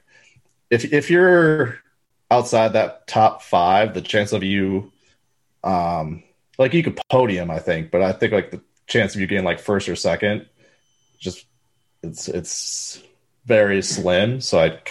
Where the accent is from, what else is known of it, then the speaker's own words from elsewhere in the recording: Wisconsin, United States; I, I am from Wisconsin.